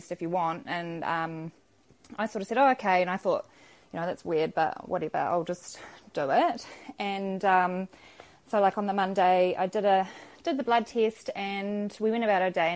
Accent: Cambridge, Waikato, New Zealand; I'm from Cambridge in Waikato.

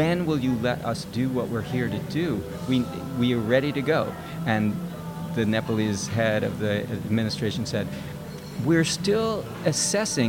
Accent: New York City, New York, United States; moved away as an adult; also born or lived in California; now in New York City, United States; I actually was born and raised in New York.

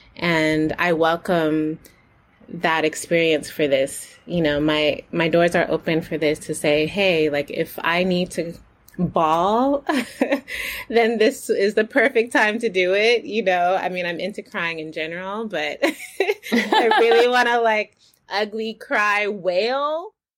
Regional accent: United States; born or raised there

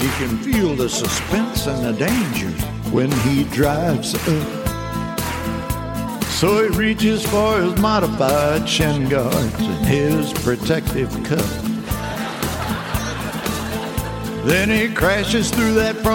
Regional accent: Mobile, Alabama, United States; I grew up in Mobile, Alabama.

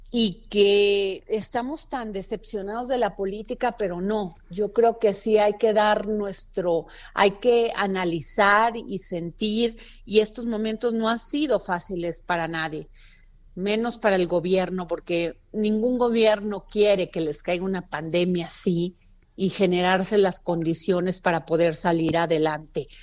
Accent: Xalapa, Veracruz, Mexico; fue en Jalapa, Veracruz, de donde yo soy

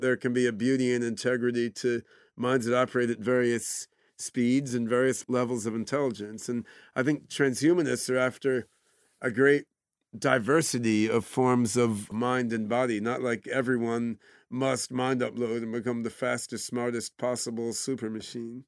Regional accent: Philadelphia, Pennsylvania, United States; also born or lived in Brazil / Oregon; when I was seven years old, I moved to Philadelphia area

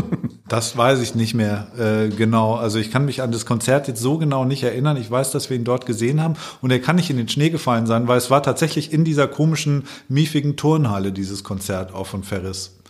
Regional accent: Allgäu, Bavaria, Germany; now in Hamburg, Germany; ich komme aus dem Allgäu eigentlich, lebe jetzt seit langer Zeit schon in Hamburg

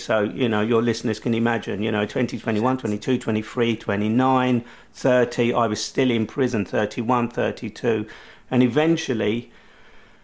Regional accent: London, United Kingdom; at the age of 20, as a Londoner

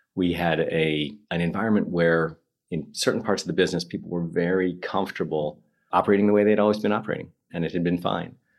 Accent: New York, United States; moved away as an adult; also born or lived in Moscow; now in London, United Kingdom; Speaking as an American

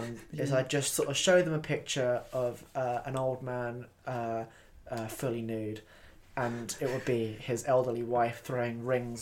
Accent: Falmouth, South West England, United Kingdom; I grew up in Falmouth when there's not much to do there.

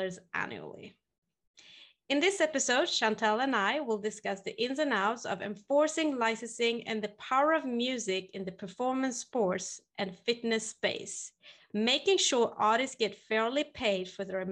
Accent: Sweden; Sweden, my hometown

